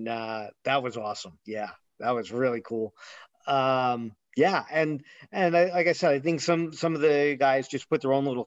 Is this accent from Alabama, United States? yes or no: no; New Jersey, United States; New Jersey, to my hometown